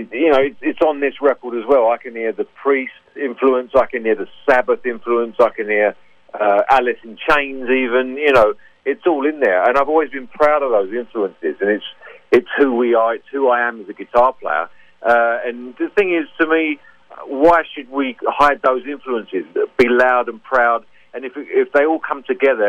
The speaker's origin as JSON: {"language": "English", "region": "London", "country": "United Kingdom", "tie": "born or raised there", "said": "I'm from North London. So I grew up around the Tottenham area and, Camden Town, places like"}